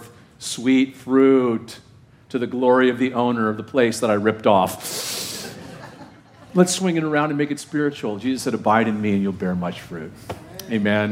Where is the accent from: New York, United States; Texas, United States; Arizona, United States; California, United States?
California, United States; Orange County; I grew up in Orange County, California